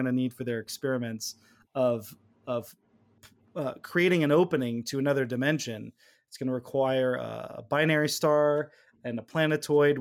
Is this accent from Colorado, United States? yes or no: no; California, United States; We're from California